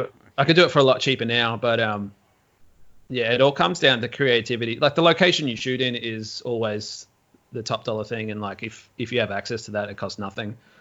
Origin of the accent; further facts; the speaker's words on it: Melbourne, Victoria, Australia; I grew up in Melbourne in the suburbs